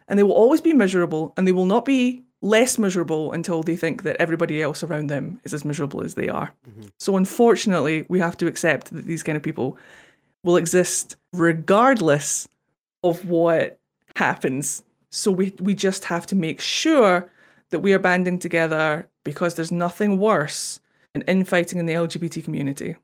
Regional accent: Scotland, United Kingdom; accent: Scottish; also born or lived in Japan; I'm Scottish

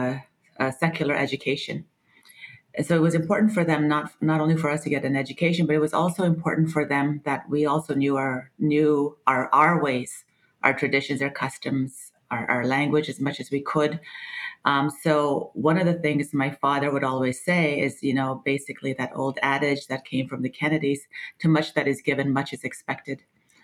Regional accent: Takla Nation, British Columbia, Canada; moved away; I am Gikson and Carrier. I come from Takla Nation.

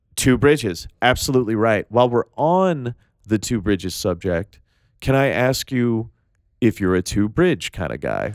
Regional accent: Tennessee, United States; I'm from Tennessee

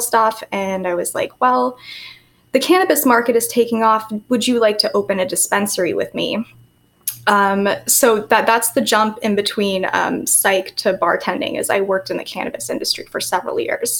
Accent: San Francisco Bay Area, California, United States; moved away as an adult; now in Miami Beach, United States; I live in Miami Beach. I'm from the Bay Area, San Francisco Bay Area. Went to school in San Francisco

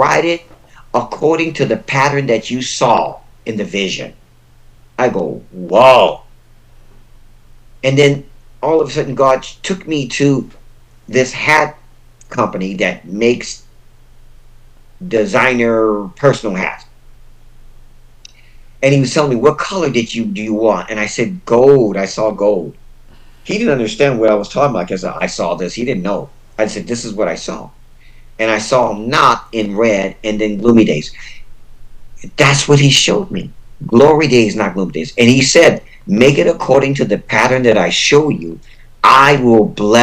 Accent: United States; I was born and raised in the United States

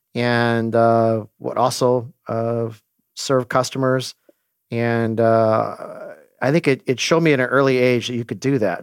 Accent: Glendora, California, United States; now in San Luis Obispo, United States; I grew up in Glendora, California

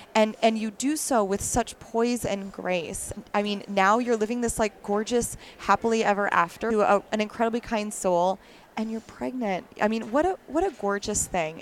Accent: Wisconsin, United States; I'm actually from Wisconsin originally

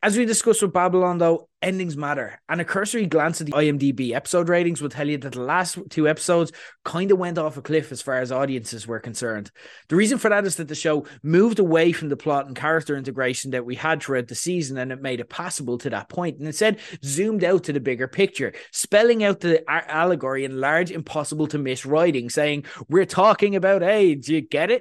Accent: Ireland; we're Irish

